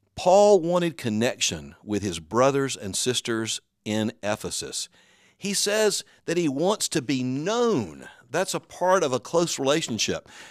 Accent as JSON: {"language": "English", "region": "the South", "country": "United States", "said": "I'm from the South."}